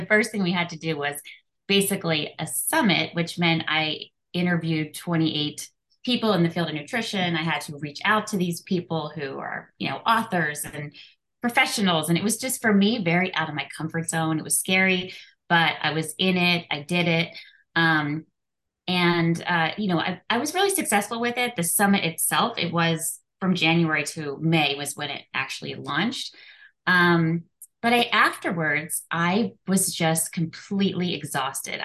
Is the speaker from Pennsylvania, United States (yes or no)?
yes; outside Philadelphia, Pennsylvania, United States; moved away as an adult; now in Orange County, California, United States; I'm originally from Pennsylvania, outside Philadelphia